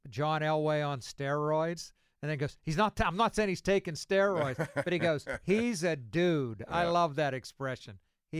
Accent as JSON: {"language": "English", "region": "New Jersey", "country": "United States", "tie": "born or raised there", "said": "I grew up in New Jersey, but how about Tampa?"}